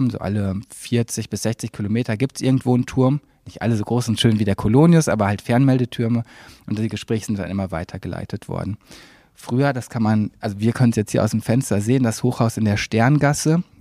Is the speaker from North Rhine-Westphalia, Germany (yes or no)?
yes; Cologne, North Rhine-Westphalia, Germany; ich bin Kölner, ich bin in Köln geboren, habe hier lange gelebt